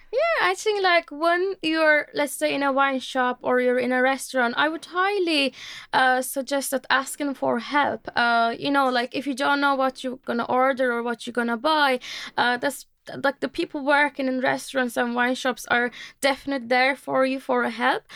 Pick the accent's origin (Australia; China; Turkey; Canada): Turkey; moved away as an adult; now in Ireland; I am, uh, from Turkey originally, um, and, um, I've been living in Ireland almost for, uh, four years